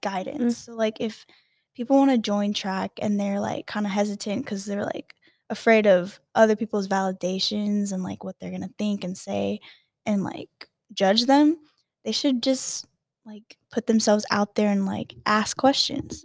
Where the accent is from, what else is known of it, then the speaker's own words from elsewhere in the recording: Hawaii, United States; moved away; I grew up in Hawaii